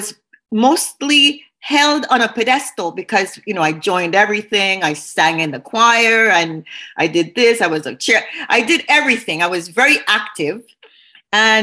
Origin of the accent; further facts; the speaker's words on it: Montreal, Quebec, Canada; I grew up on the West Island